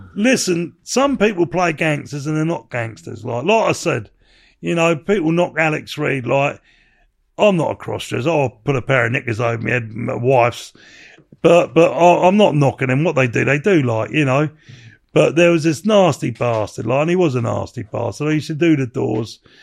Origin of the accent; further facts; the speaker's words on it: England, United Kingdom; I'm, I'm English